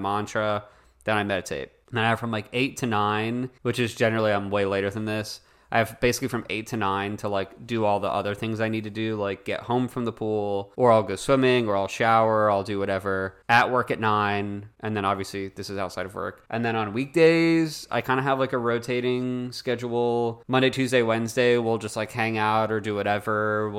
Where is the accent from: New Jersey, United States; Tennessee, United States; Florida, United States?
Florida, United States; And this girl was like, oh, I want to go to Disney. I'm from South Florida.